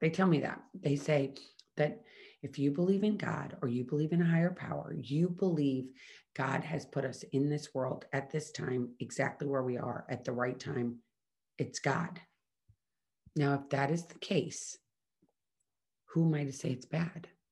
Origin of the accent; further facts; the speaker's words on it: Midwest, United States; I grew up in the Midwest